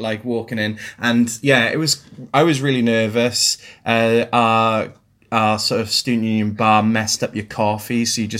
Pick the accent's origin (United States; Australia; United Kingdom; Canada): United Kingdom; Blackwood, Wales; I'm a Blackwood boy.